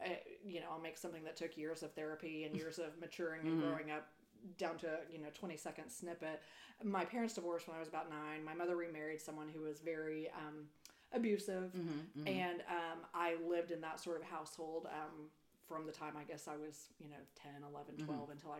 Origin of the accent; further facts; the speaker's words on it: Perryton, Texas, United States; moved away as an adult; also born or lived in Denver / Austin / Houston; Then moved to Perryton. And I grew up there, lived there until I went to college